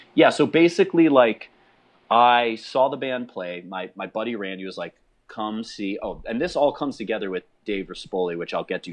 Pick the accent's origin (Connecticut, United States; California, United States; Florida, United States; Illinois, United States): Illinois, United States; Chicago; I'm a kid from Chicago